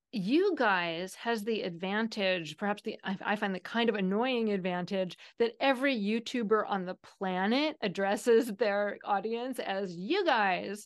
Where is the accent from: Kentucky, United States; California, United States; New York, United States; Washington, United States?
Washington, United States; Seattle; I am from Seattle, where "you guys" is the typical, um, plural